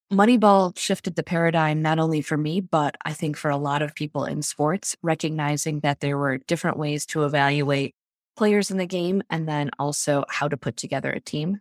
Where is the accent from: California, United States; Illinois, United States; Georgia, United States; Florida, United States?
Illinois, United States; Park Ridge; I grew up in Park Ridge, which is a suburb on the northwest side of the city.